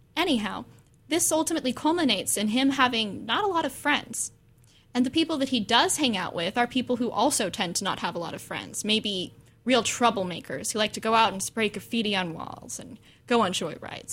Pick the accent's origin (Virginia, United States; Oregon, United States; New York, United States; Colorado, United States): Oregon, United States; Corvallis; I was born in Corvallis. I grew up in this area